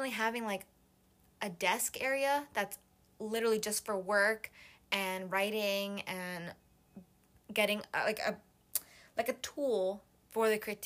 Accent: Miami, Florida, United States; now in Gainesville, United States; I was born in Miami, like, my whole life growing up, sailing, boating, etc

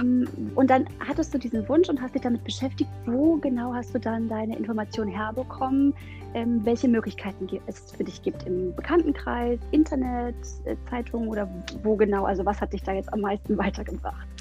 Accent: Germany; bei uns in Deutschland

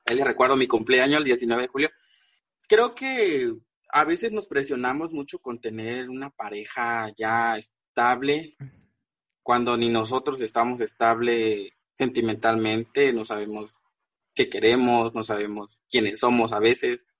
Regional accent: Villaflores, Chiapas, Mexico; now in Tuxtla Gutiérrez, Mexico; Yo soy de Villaflores, es una, es un pueblo, digamos que está a dos horas de la capital de aquí de Tuxtla. Ahorita radico aquí en Tuxtla, eh, pero soy originario de ese pueblo

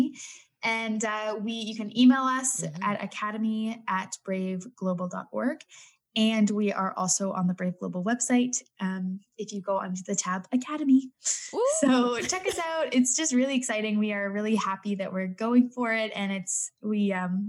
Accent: Canada; I'm Canadian

